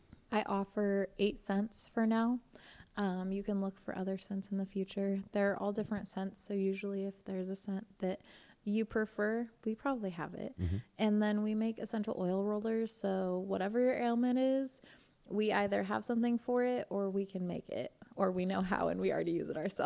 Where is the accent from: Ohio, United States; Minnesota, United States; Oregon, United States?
Oregon, United States; Eugene; also born or lived in Indiana; now in Princeton, United States; I grew up in Eugene, Oregon, and then I've been in Indiana for about 9 years, and then I've been in Princeton for maybe a year and a half.